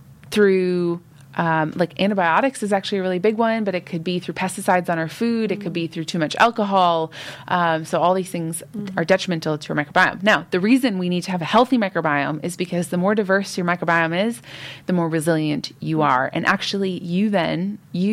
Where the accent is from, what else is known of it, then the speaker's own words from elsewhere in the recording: United States; now in Fife, United Kingdom; I grew up in the United States.